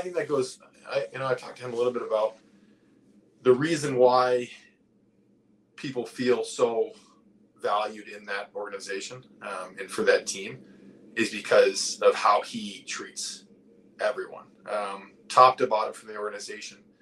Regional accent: New England, United States; I growing up in New England

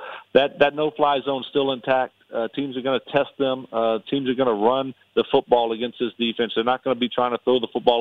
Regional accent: Louisiana, United States; I'm from Louisiana

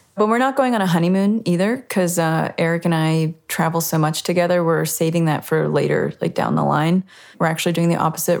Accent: Virginia Beach, Virginia, United States; also born or lived in Richmond, Virginia; now in Nashville, United States; where I grew up in the Virginia Beach, Norfolk, Virginia area

